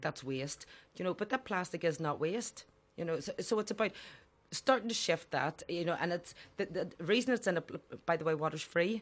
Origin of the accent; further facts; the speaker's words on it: Belfast, Northern Ireland, United Kingdom; I grew up in the Falls Road and Dunville Park in the Lower Falls.